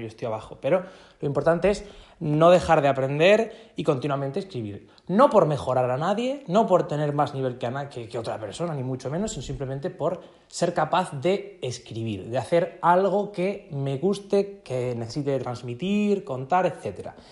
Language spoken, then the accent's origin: Spanish; a small town in Murcia, Region of Murcia, Spain; aquí, de mi pueblo, de un pueblecito de, Murcia, de España.